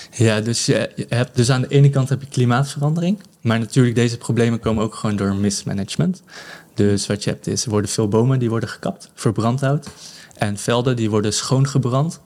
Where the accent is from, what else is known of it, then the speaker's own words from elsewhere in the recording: Netherlands; now in Benin; ik als Nederlanders